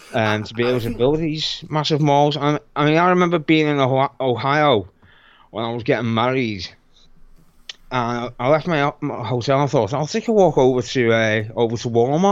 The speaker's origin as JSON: {"language": "English", "region": "England", "country": "United Kingdom", "said": "I'm English."}